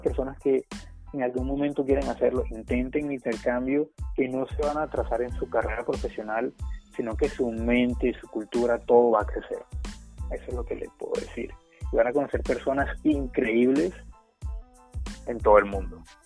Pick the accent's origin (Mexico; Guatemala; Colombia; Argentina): Colombia; yo soy estudiante de intercambio, que soy de Colombia